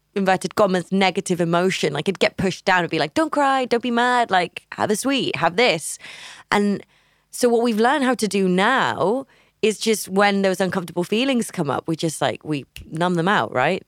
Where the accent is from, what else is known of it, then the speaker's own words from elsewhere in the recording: Barcelona, Catalonia, Spain; also born or lived in United Kingdom; now in Barcelona, Spain; my hometown